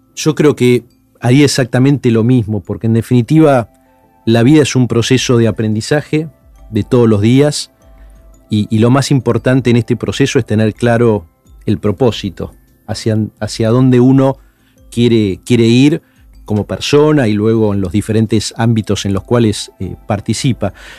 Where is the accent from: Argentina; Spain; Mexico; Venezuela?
Argentina; Buenos Aires; yo estaba en séptimo grado, y con mi familia íbamos a la iglesia en Palermo, a la parroquia San Martín de Tours